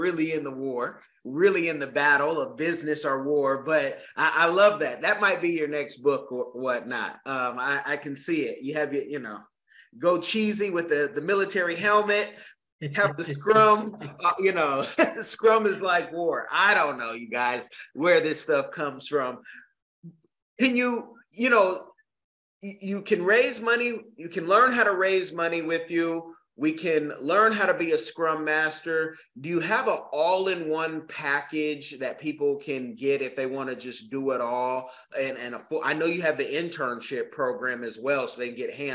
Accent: Oakland, California, United States; Oakland, California, where I'm from, born and raised in the Bay

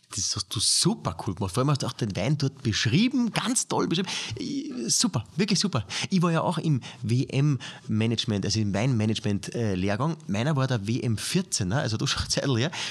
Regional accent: Austria; aus meiner Heimatgemeinde

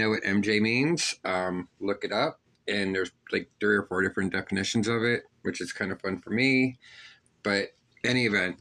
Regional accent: Pittsburgh, Pennsylvania, United States; When I was a child, I was raised in Northside, Pittsburgh

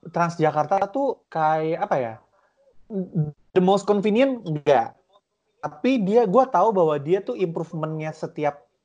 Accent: Cibubur, Indonesia; Sementara kalau misalkan kayak kita orang Cibubur tuh cuma nunggu harus nunggu LRT.

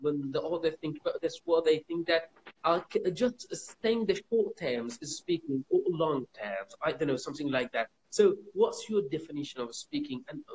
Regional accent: Iran; English is a second language; I'm from Iran, and actually I'm from South Port of Iran

